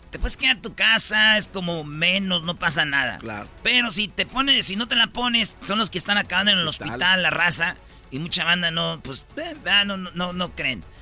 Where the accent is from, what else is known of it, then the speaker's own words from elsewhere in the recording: Mexico; Son, somos los latinos mexicanos los que más nos pegó.